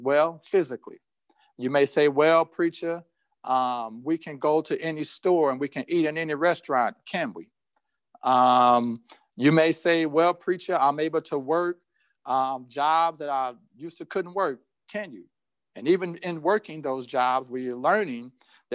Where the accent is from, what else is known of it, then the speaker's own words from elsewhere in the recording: Indianapolis, Indiana, United States; as a child growing up in Indianapolis